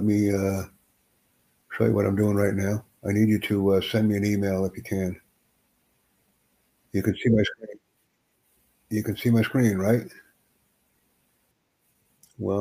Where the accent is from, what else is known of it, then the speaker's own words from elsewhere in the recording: United States; I'm up from the United States. USA.